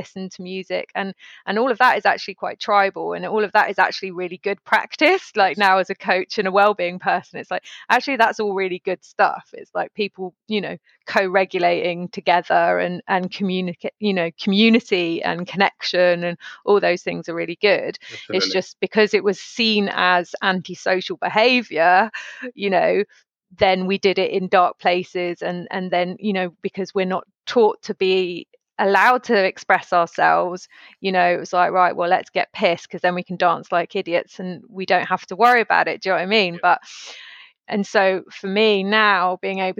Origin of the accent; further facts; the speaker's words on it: outside Bristol, South West England, United Kingdom; growing up outside Bristol